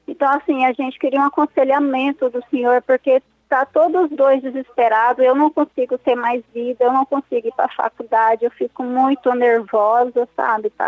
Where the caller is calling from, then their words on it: Mato Grosso, Brazil; fala do Mato Grosso.